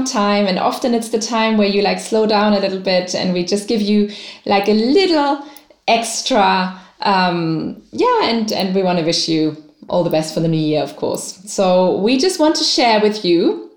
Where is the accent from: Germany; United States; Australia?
Germany; now in Dubai, United Arab Emirates; I am from Germany, but I live in Dubai.